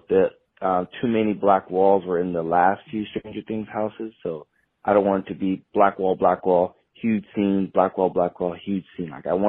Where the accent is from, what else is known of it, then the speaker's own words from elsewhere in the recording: West Coast, United States; So me personally, I'm from the West Coast. So my horror night season is in Hollywood.